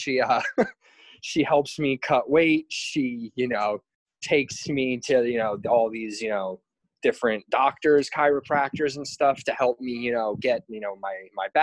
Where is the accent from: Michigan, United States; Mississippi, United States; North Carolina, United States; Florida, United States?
Florida, United States; New Port Richey; moved away as an adult; now in Hawaii, United States; I'm originally from the Tampa area, from a little town called Newport Richey. It's in Pasco County.